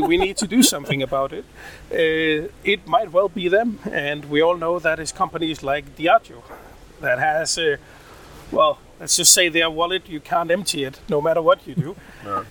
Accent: Odense, Southern Denmark, Denmark; In in Odense, in Denmark, uh, born and raised, uh, Danish mother, Indian father.

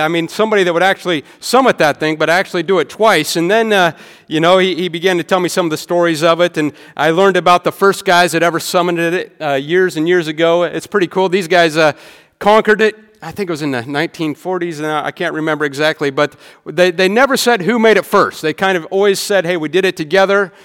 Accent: rural Nebraska, United States; moved away; I'm from Nebraska, all right? My town can fit in this stadium

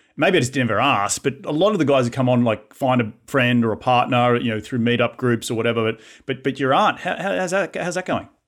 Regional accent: Australia; accent: Aussie; now in United States

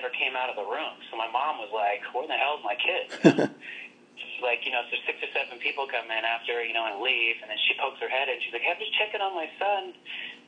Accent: Oklahoma, United States; I'm from Oklahoma

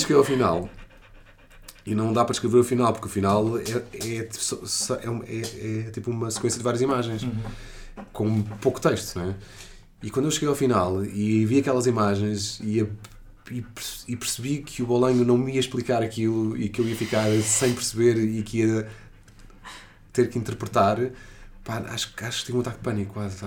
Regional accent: Portugal; eu sou português

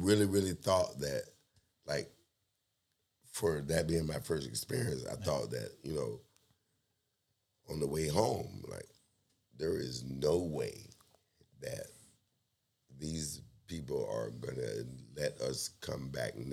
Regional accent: South Florida, United States; moved away; I am from South Florida.

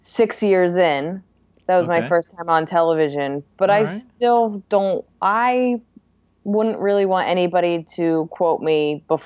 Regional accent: New Jersey, United States; now in Brooklyn, United States

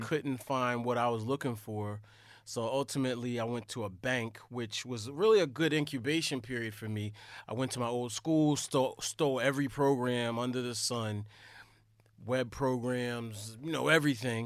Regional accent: Delaware, United States; I'm from Delaware.

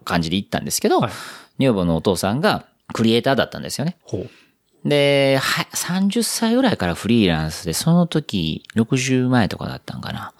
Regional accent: Minamikawachi, Osaka, Japan; moved away as an adult; also born or lived in Amerikamura, Osaka; now in Tokyo, Japan; 本当の生まれは南河内なんですよ。

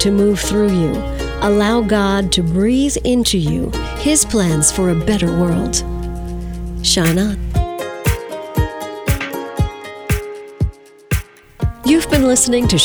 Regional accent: Verplanck, New York, United States; my hometown of Verplank

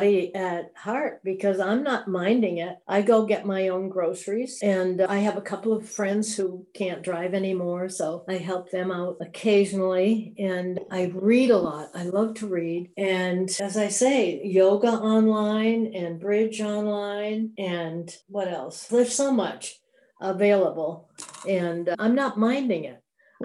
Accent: South Hadley, Massachusetts, United States; also born or lived in Holyoke, Massachusetts / Mount Vernon, New York; I grew up in South Hadley, Mass.

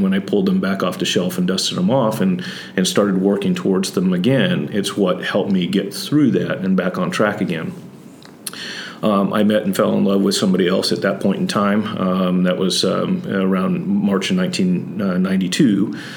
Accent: Santa Barbara, California, United States; also born or lived in Texas / Oklahoma / Kansas / Missouri; I'm originally from Southern California, Santa Barbara, born and raised there, but I bounced around quite a bit.

